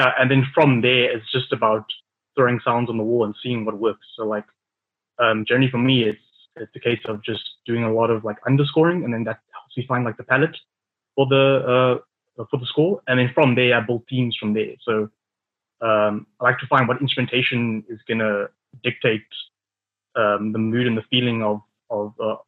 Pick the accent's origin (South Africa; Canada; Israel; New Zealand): South Africa; Johannesburg, Gauteng; now in Cape Town, South Africa; I'm originally from Johannesburg. I'm a composer based in Cape Town